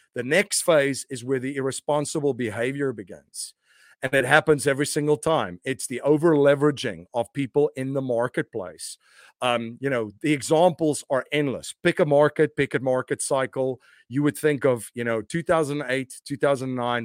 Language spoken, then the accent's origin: English; South Africa; moved away as an adult; now in United States; I'm originally from South Africa. I grew up in a very interesting time in South Africa's history